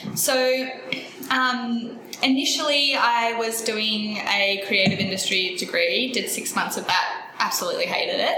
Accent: Mackay, Queensland, Australia; moved away as an adult; now in Brisbane, Australia; I grew up in Mackay, Queensland.

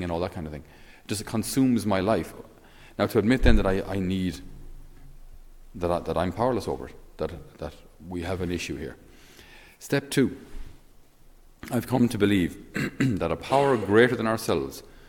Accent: Ireland; us as Irish

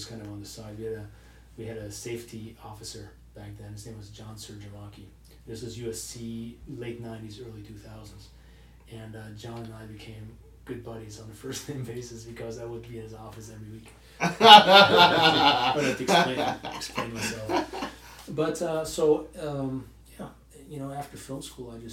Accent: Germany; moved away; I grew up in Europe for the most part, in Germany to be specific

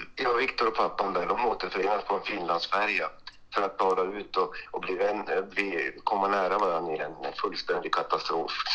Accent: Luleå, Norrbotten County, Sweden; jag är från Luleå

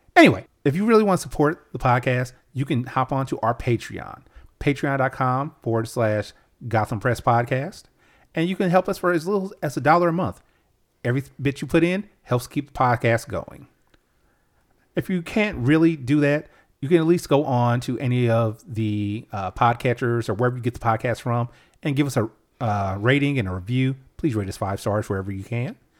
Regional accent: United States; I'm American

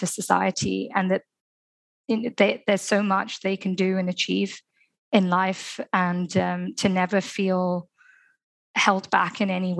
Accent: Dubai, United Arab Emirates; especially growing up in Dubai, where children have opportunities and access to so much, but also culturally. I'm from an Indian community where a lot of women haven't worked.

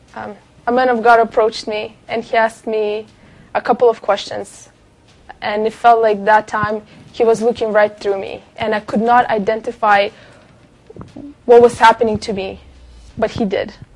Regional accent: Kazakhstan; moved away; I came from Kazakhstan. My mom and my dad are Russian Jew, and uh, I grew up in the country where Muslims and Orthodox are the biggest religions there

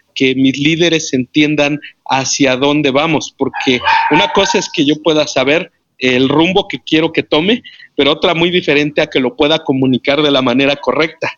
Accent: Mexico City, Mexico; moved away as an adult; now in Morelia, Mexico; Yo soy de la Ciudad de México, eh, Distrito Federal, pero ahora, eh, hace 13 años venimos de la Ciudad de México

